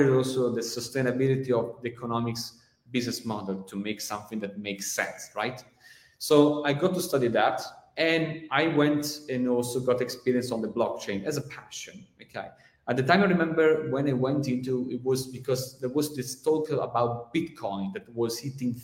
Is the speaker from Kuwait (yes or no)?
no; Venice, Veneto, Italy; I'm from Italy, Venice